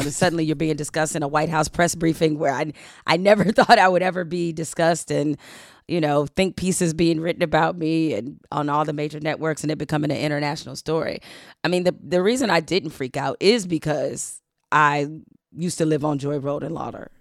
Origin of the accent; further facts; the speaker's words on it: Detroit, Michigan, United States; we grew up in Detroit